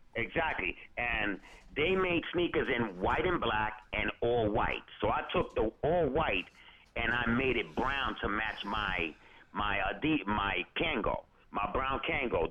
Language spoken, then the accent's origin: English; New York City, New York, United States; dance classes up in PS 123 in Harlem because I'm from Drew Hamilton Projects